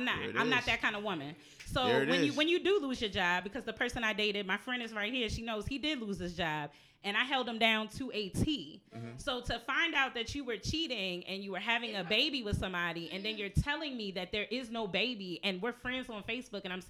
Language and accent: English; New Jersey, United States; now in Baltimore, United States; I'm from Jersey.